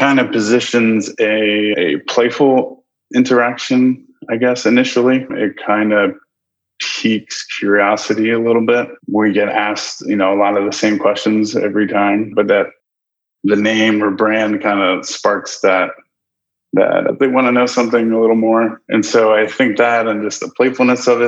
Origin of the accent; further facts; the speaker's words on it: Maryland, United States; moved away as an adult; now in Nebraska, United States; I grew up in Maryland, and my dad has done remodeling his whole life.